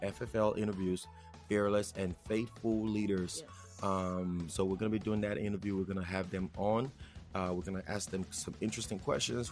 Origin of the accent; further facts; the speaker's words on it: Nigeria; accent: Nigerian; now in United States; if you haven't heard it in my accent already, I am Nigerian